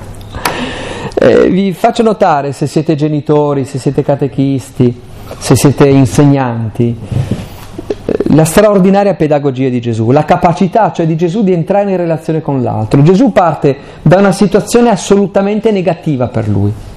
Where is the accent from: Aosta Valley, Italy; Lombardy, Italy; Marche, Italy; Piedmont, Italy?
Aosta Valley, Italy; io poi sono valdostano